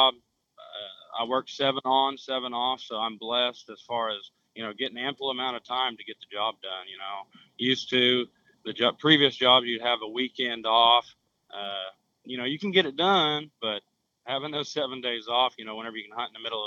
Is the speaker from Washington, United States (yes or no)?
no; Ponca City, Oklahoma, United States; now in Edmond, United States; I'm from Ponca City, Oklahoma, located north central region. Like I said, we're probably about 40 minutes from the Kansas line. So we got some pretty big deer in the area. Born and raised there